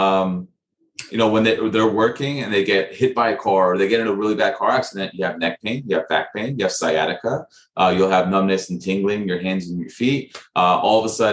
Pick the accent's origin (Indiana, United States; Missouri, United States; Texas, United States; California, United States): Texas, United States; Dallas; I grew up in Dallas, Texas